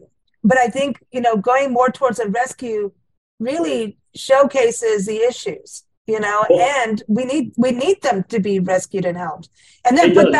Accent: South Africa; also born or lived in Kenya; I mean I grew up in South Africa and Kenya, and South Africa we had the great whites.

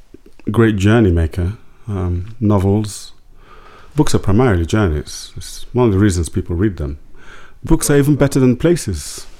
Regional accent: London, United Kingdom; also born or lived in Lagos; I grew up many places. I grew up in London. I grew up in Lagos.

